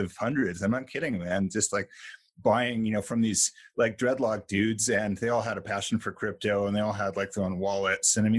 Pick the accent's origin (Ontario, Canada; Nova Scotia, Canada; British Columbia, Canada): British Columbia, Canada; Vancouver; moved away; I grew up in Vancouver, Canada